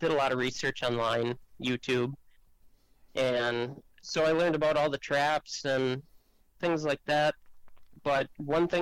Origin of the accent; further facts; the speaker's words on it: Central Wisconsin, United States; born and raised in Central Wisconsin